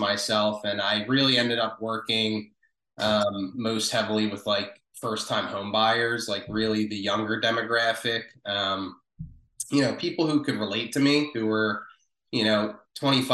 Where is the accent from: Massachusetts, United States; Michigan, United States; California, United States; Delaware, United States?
Delaware, United States; Wilmington; moved away as an adult; also born or lived in South Philadelphia, Pennsylvania; now in Philadelphia, United States; I was born in South Philadelphia. I grew up in Wilmington, Delaware, so about literally 20 minutes south of South Philly.